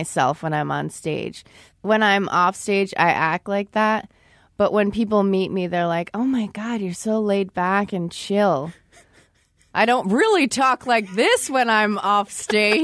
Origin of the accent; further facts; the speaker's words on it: New York, United States; moved away as an adult; also born or lived in Buffalo; now in Chicago, United States; I'm from New York